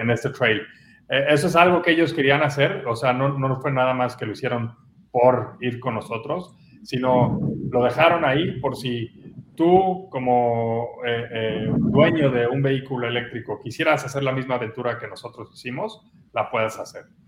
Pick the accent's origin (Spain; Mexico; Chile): Mexico; como buen mexicano